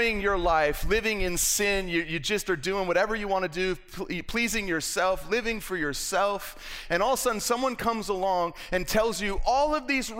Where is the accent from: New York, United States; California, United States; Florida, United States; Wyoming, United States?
Florida, United States; West Palm Beach; moved away as an adult; I grew up in South Florida. I'm from West Palm Beach, Florida. I lived there for the first 20 years of my life.